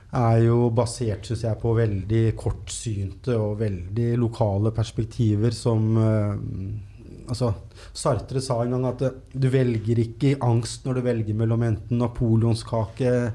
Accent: Norway; jeg er født i Norge på 70-tallet

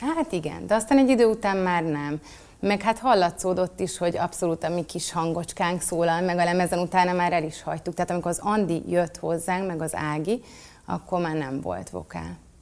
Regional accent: Budapest, Hungary; 12. kerületben születtem, és ott is, tehát hogy én egy, én egy budapesti lány vagyok.

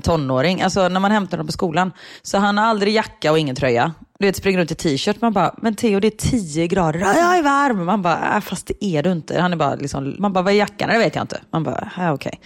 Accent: Sweden; moved away as an adult; now in Belgium; hemma i Sverige

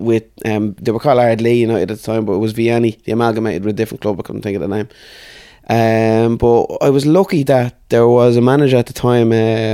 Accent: Dublin, Leinster, Ireland; So lived in Artane I grew up in Artane basically.

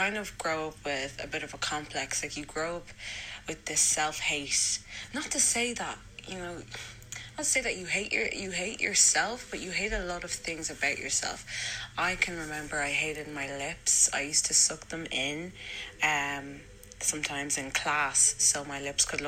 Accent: Dublin, Leinster, Ireland; also born or lived in Lucan; I grew up, I'd say the beginning of my childhood, I grew up in Lucan, which wasn't that bad at all. But I did end up moving to Blanchardstown

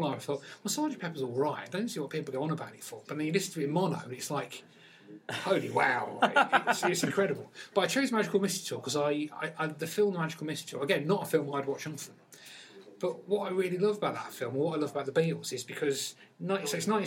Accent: Peterborough, East of England, United Kingdom; I come from Peterborough

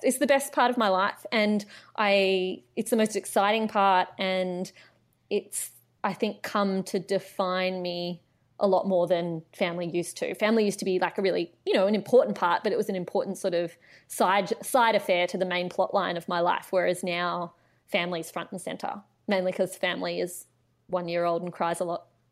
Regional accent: Canberra, Australian Capital Territory, Australia; I grew up in Canberra, so I am a Canberra local.

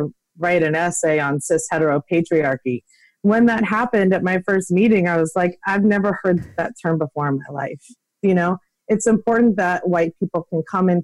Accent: New York City, New York, United States; now in Los Angeles, United States; I grew up in New York City

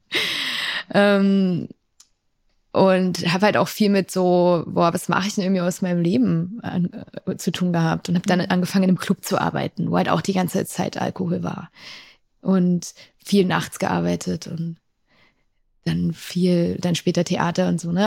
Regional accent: Thuringia, Germany; Ich bin in Ostdeutschland aufgewachsen, in Thüringen, um genau zu sein

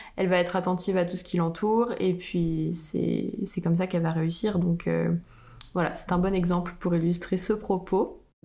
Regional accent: France; en tant que française

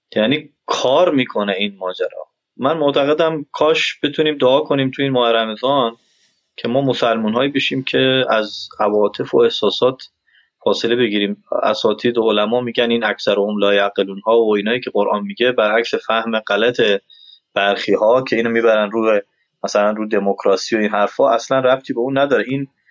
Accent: Iran; now in Afghanistan; من ایرانی هستم

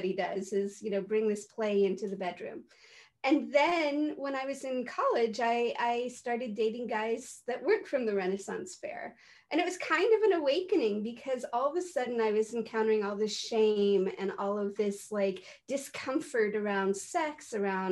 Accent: San Francisco, California, United States; now in Santa Cruz, United States; I grew up in San Francisco

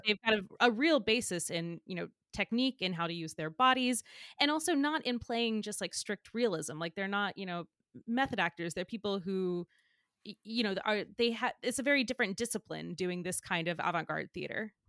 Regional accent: the South, United States; I'm from the South

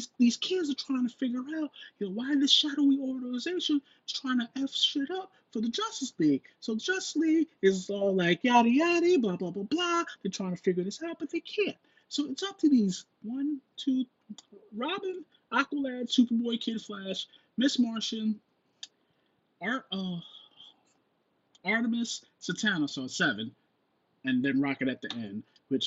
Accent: New York, United States; as a New Yorker

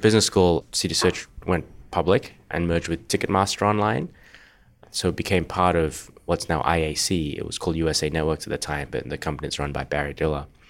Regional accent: Perth, Western Australia, Australia; moved away as an adult; also born or lived in Singapore; now in California, United States; I grew up in Australia, in Perth, born in Singapore

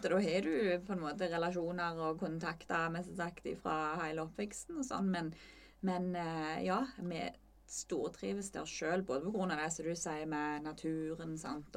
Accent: Møre og Romsdal, Norway; also born or lived in Molde; now in Jæren, Norway; jeg er fra Møre og Romsdal

